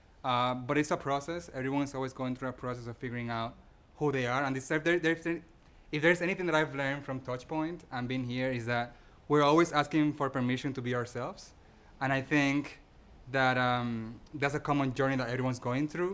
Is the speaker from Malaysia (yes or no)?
no; Dominican Republic; moved away; I'm from the Dominican Republic and I have a lot of family over there